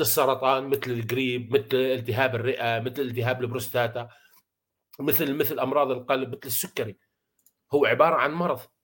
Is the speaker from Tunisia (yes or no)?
no; Syria; عندنا بسوريا